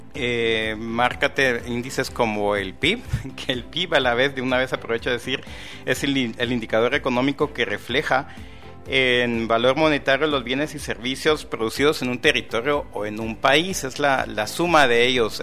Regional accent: Guatemala; con nuestra autoestima como guatemalteco

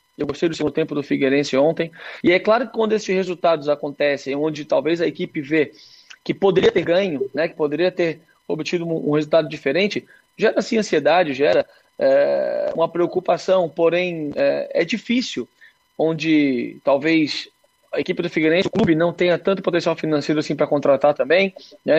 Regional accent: Santa Catarina, Brazil; Eu, como catarinense

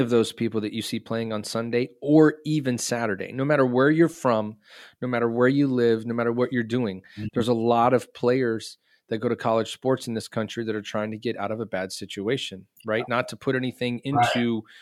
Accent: Texas, United States; I'm from Texas

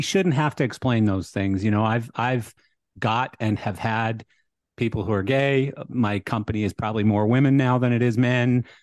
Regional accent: Canada; moved away; I'm Canadian, so I have a lot of liberal views as well, you know, that's just how I was born and raised

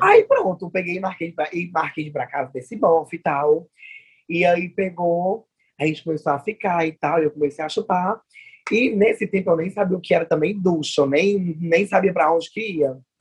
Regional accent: Fortaleza, Ceará, Brazil; sou daqui de Fortaleza

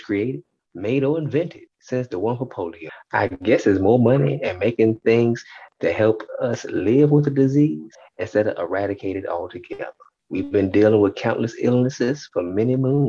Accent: United States

